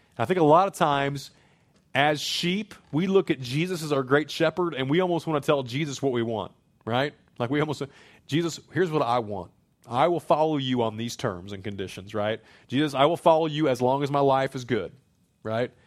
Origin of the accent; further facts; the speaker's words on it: Springfield, Missouri, United States; moved away as an adult; now in Saint Charles County, United States; I grew up in Springfield, Missouri, as city as that can be